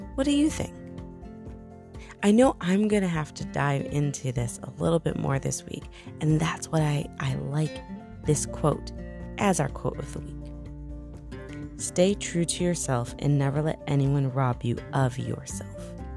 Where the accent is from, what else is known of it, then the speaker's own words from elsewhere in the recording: New York, United States; moved away as an adult; now in Tennessee, United States; I'm from New York originally, and I moved to Tennessee